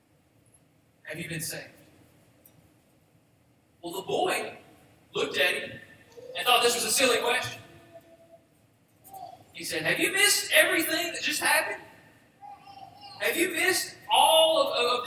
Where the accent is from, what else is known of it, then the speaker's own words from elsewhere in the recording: Boaz, Alabama, United States; now in Gold Springs, United States; I'm from Boaz, Alabama, originally. I live in Gold Springs now.